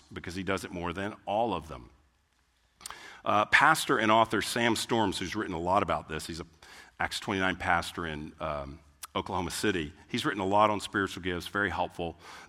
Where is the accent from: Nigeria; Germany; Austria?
Germany; English is a second language; Because like I'm from Germany, and that's German.